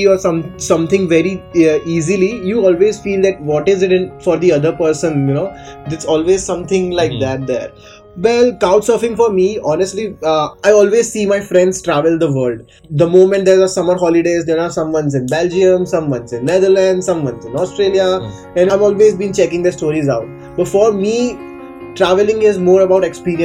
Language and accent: English; Gujarat, India; now in Mumbai, India; I'm from India. I'm from Gujarat, which is a small state in India